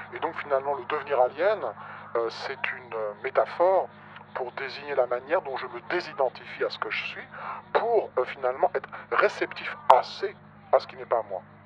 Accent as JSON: {"language": "French", "country": "France", "said": "Je peux, en tant que français"}